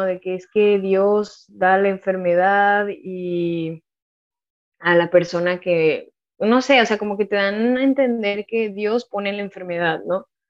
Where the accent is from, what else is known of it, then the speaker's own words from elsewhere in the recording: Monterrey, Nuevo León, Mexico; also born or lived in San Luis Potosí; yo nací en San Luis Potosí. Yo ya en... O sea, la verdad, yo soy de Monterrey. Digo más que soy de Monterrey, aunque nací en San Luis, porque realmente yo con mi familia nuclear nos fuimos a vivir a Monterrey cuando yo tenía bueno, cuando yo estaba en segundo de kinder